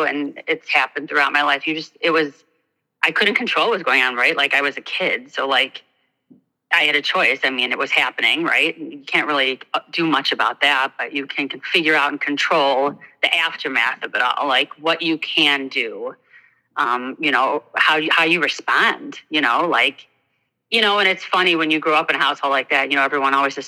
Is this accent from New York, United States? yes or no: no; Northbrook, Illinois, United States; I grew up in Northbrook, which is a, you know, hoity-toity, ritzy